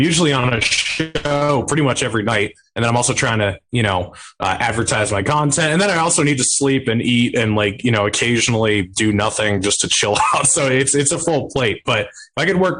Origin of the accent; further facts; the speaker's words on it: New Hampshire, United States; moved away; I am moving back to my home state of New Hampshire in a couple months